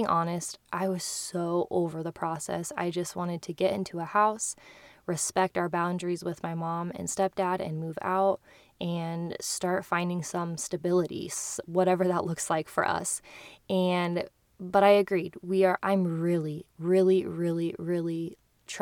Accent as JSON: {"language": "English", "town": "Kearney", "region": "Nebraska", "country": "United States", "tie": "born or raised there", "also_born_or_lived": "Hawaii", "moved": "yes", "lives_now": "Lincoln, United States", "said": "to Kearney, my hometown"}